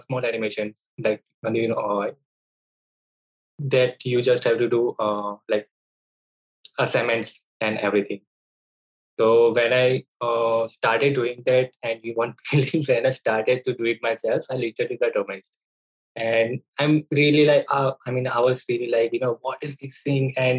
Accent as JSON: {"language": "English", "town": "Ahmedabad", "region": "Gujarat", "country": "India", "said": "I'm from Ahmedabad as well, which is like a metro city of Gujarat, India."}